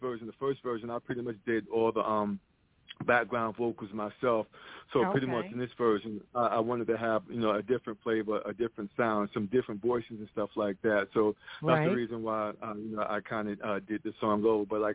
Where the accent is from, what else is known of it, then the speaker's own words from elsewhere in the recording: New York City, New York, United States; moved away as an adult; now in Goldsboro, United States; I was actually born and raised in Brooklyn, New York.